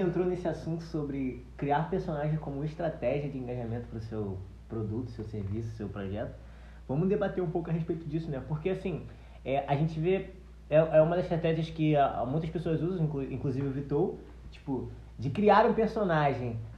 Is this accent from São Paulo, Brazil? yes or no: no; Nilópolis, Rio de Janeiro, Brazil; eu moro em Nilo City, nasci, nasci em Nilo City mesmo.